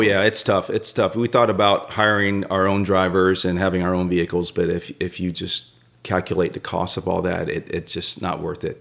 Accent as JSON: {"language": "English", "town": "Atlanta", "region": "Georgia", "country": "United States", "tie": "born or raised there", "said": "growing up in Atlanta"}